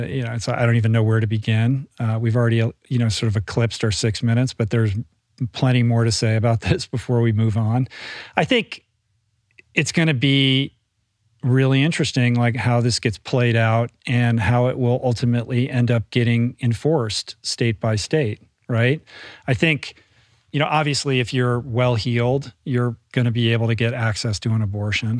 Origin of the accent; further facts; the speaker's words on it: Bethesda, Maryland, United States; moved away; I grew up in the Washington, D C area in Bethesda, which is a suburb of Washington